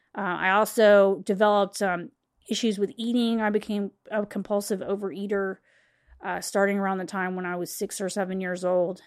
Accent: West Chester, Ohio, United States; I'm from Westchester, Ohio at the time, um, when I was growing up

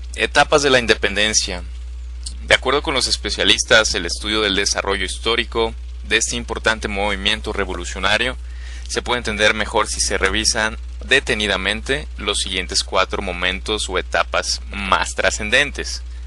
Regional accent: Mexico; somos mexicanos

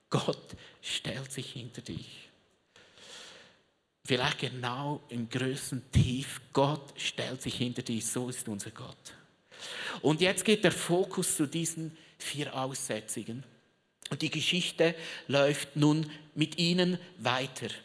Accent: Switzerland; Also kannst du dir vorstellen, Südreich ist Schweiz, Mittelerde, wo ich herkomme.

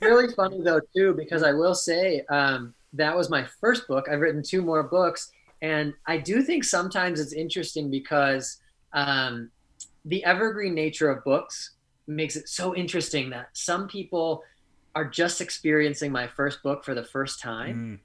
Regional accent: Wisconsin, United States; the humility that you learn while growing up in Wisconsin

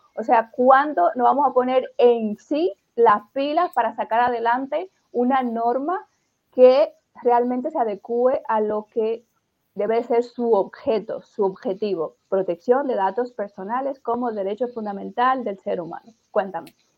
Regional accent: Dominican Republic; yo también soy dominicana

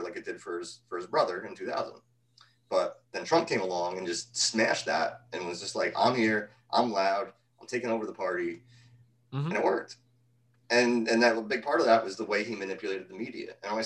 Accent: around New York City, Northeast, United States; growing up in Northeast around New York City

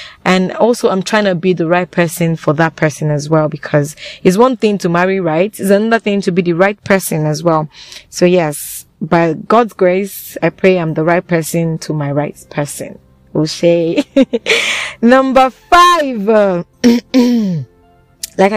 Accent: Nigeria; as a Nigerian in Nigeria

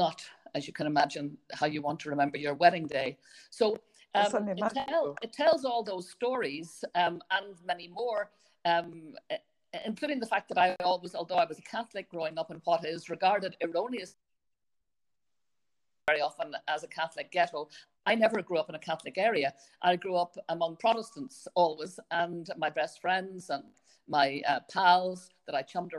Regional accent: Belfast, Northern Ireland, United Kingdom; growing up in Belfast in a violently sectarian area in North Belfast called Ardoyne

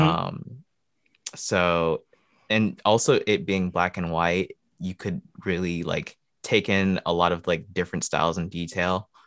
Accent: Michigan, United States; moved away as an adult; now in Ohio, United States; born and raised in Michigan, uh, but currently living in Ohio

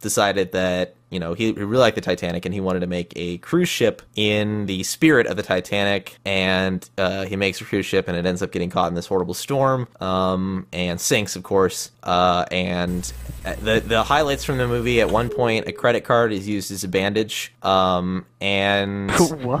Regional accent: Midwest, United States; from the Midwest.

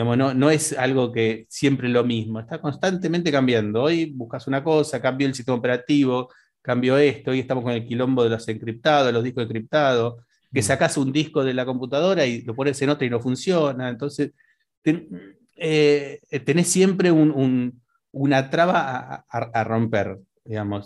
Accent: Las Toninas, Buenos Aires Province, Argentina; yo soy de la costa, entonces le dije soy de las Toninas.

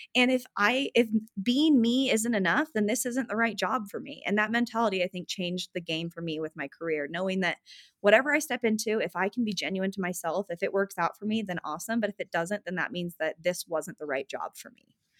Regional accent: Utah, United States; also born or lived in West Hollywood, California; I grew up in Utah and all of my family is here

